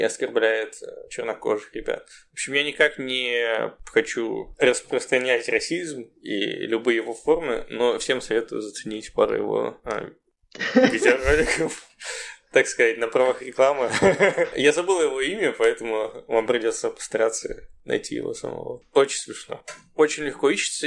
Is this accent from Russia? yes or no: yes; Russia; also born or lived in Stanford, United States; now in United States; я из России